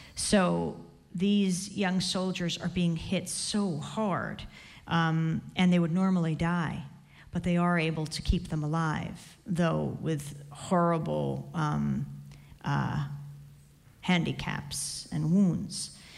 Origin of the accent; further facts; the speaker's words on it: New York, United States; I come from New York, which is the heart of publishing